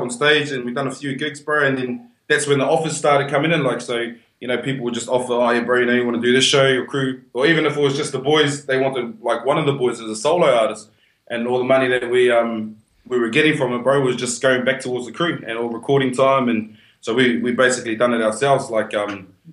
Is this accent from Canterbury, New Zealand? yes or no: no; Whanganui, Manawatū-Whanganui, New Zealand; now in Perth, Australia; I'm from Wongas, from Wanganui.